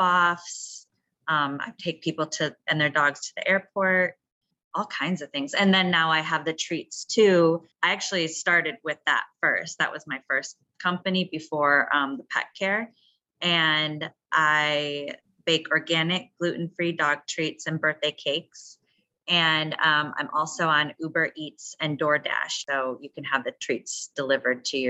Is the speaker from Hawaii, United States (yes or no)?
no; Wisconsin, United States; now in Chicago, United States; Well, I grew up in Wisconsin, so I didn't grow up here.